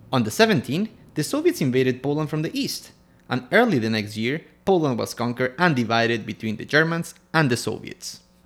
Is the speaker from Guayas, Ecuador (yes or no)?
no; Quito, Pichincha, Ecuador; I'm from Quito, Ecuador